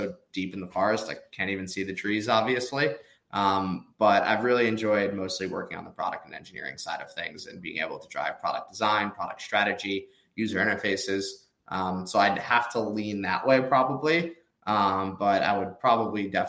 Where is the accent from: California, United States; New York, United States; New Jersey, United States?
New York, United States; New York suburbs, United States; moved away as an adult; also born or lived in Nashville, Tennessee / Austin, Texas; now in Hoboken, United States; I'm from the New York suburbs